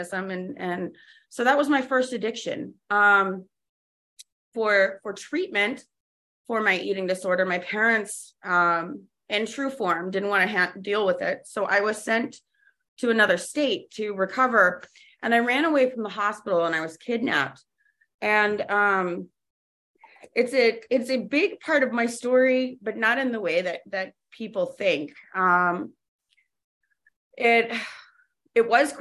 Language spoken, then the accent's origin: English; Jacksonville, Florida, United States; also born or lived in New Haven, Connecticut; I grew up in Jacksonville, Florida